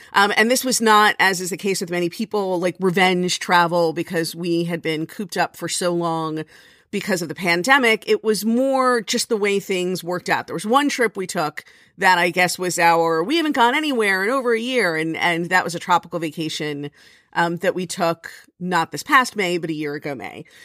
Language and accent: English; Miami Beach, Florida, United States; moved away; I grew up on Miami Beach